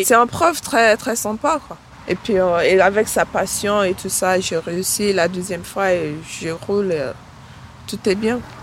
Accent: Nigeria; now in France; je viens du Nigeria

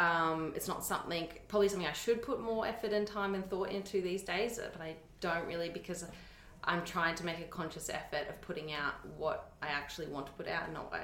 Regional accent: Berwick, Victoria, Australia; From Berwick, southeastern suburbs.

